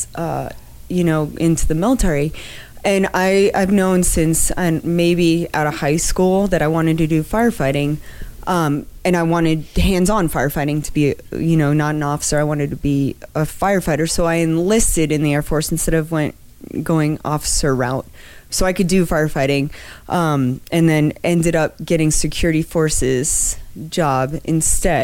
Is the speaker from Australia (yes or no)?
no; Miami, Florida, United States; also born or lived in Wisconsin / Anchorage, Alaska; now in Denver, United States; I was born and raised in Miami, Florida